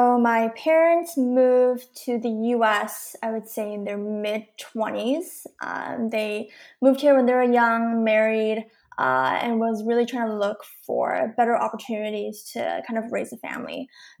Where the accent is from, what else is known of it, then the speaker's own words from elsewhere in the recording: California, United States; So I was born in the Singapore Valley area, the 626, if you're kind of in the area and you know it, it's a very Asian community, but that's where I was born.